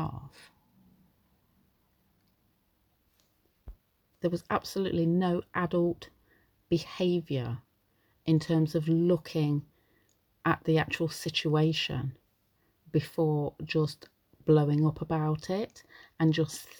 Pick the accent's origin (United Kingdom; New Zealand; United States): United Kingdom; I'm British, so I live in the UK